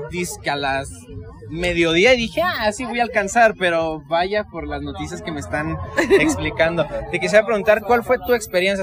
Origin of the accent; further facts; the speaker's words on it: Ciudad Juárez, Chihuahua, Mexico; Yo vengo desde Ciudad Juárez. Este, ah. Ahí está bien feo